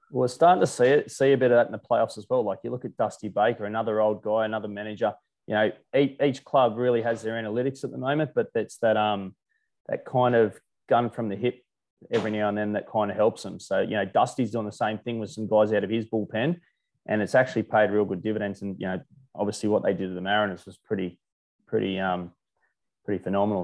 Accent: Australia; as an Aussie

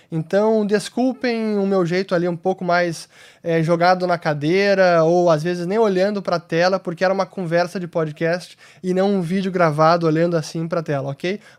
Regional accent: Porto Alegre, Rio Grande do Sul, Brazil; como o pessoal pode detectar pelo meu sotaque, que eu tento neutralizá-lo, mas nem sempre é fácil. Eu sou gaúcho de Porto Alegre, me graduei em administração de empresas na PUC de Porto Alegre

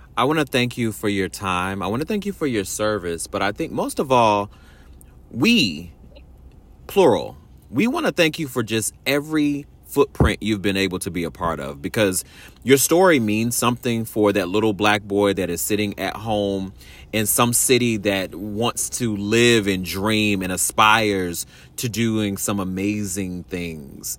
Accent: Washington, District of Columbia, United States; moved away; my hometown, my folks out in Washington D.C.

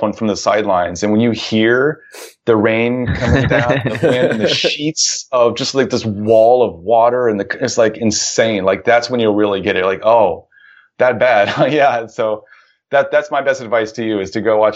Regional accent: Ohio, United States; the town where I grew up in Ohio

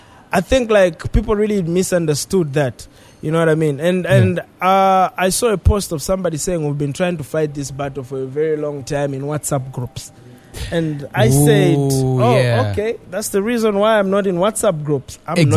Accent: Zambia; we as Zambians

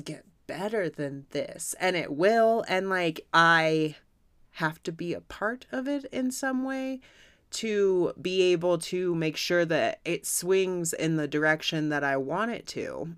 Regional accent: United States; as an American

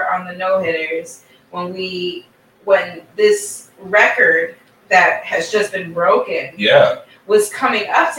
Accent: Cleveland, Ohio, United States; now in Bronx, United States; I grew up in Cleveland

